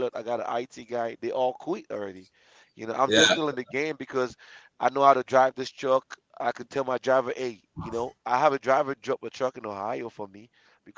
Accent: Nigeria; moved away; I'm African, I'm Nigerian

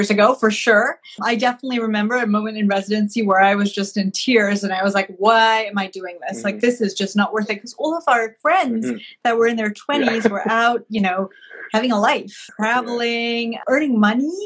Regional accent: Malawi; moved away as an adult; now in United States; I grew up in Malawi, which is a small landlocked country in sub-Saharan Africa.

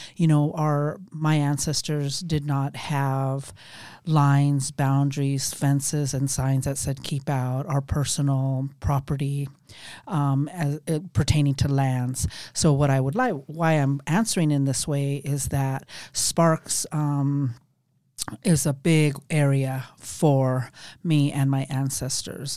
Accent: Death Valley, California, United States; I grew up down there

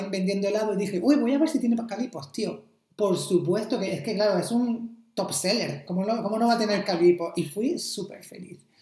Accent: Almería, Andalusia, Spain; moved away; todos vienen de, mi pueblo aquí

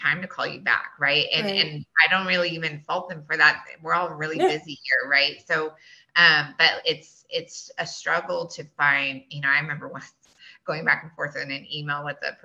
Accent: Boerne, Texas, United States; I grew up here. I grew up in Bernie. I was here back in the day when Bernie High, you know, there was only one high school

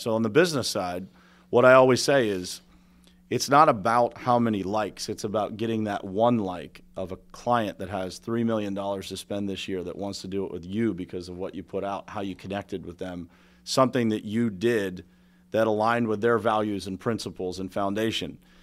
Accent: Pittsburgh, Pennsylvania, United States; my dad was a steel worker. Uh, I'm from Pittsburgh, Steel City

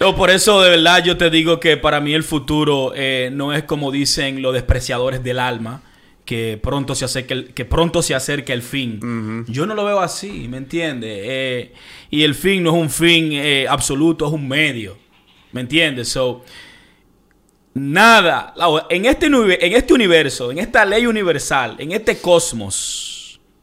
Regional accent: Dominican Republic; de donde yo vengo, República Dominicana

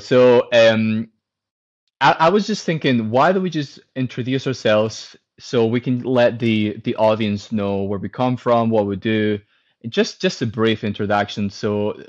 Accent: Spain; moved away as an adult; also born or lived in Aberdeen, United Kingdom; now in Edinburgh, United Kingdom; I'm originally from Spain, but I'm currently living in Edinburgh, the UK.

